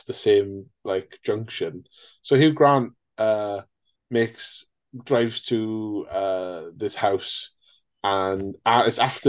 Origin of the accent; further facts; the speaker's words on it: Wales, United Kingdom; as a Welshman